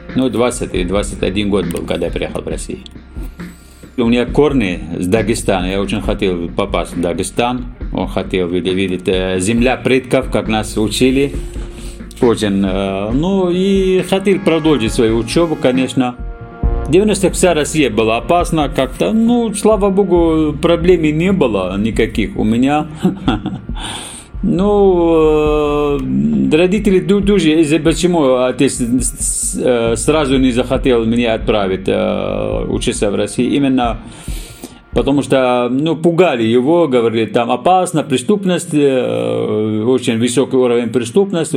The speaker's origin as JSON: {"language": "Russian", "country": "Syria", "tie": "born or raised there", "also_born_or_lived": "Dagestan (ancestry)", "second_language": "Russian", "moved": "as an adult", "lives_now": "Moscow Oblast, Russia", "said": "Я родился э, в Сирии, деревне"}